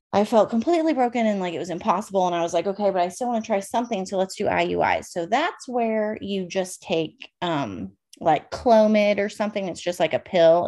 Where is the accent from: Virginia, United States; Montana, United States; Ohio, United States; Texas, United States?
Virginia, United States; Northern; moved away as an adult; also born or lived in California; I am from Northern Virginia, about 45 minutes outside of DC. Born and raised there.